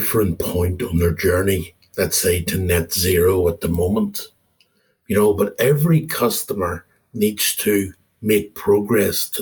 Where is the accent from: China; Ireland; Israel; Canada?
Ireland; moved away as an adult; also born or lived in Australia / UAE / Netherlands / United Kingdom; now in Copenhagen, Denmark; I'm an Irish guy. I'm living in Copenhagen now for just over 2.5 years, and I spent my entire career being an expat